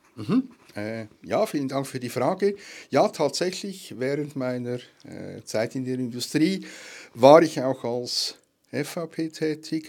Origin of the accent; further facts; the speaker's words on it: Switzerland; bei uns in der Schweiz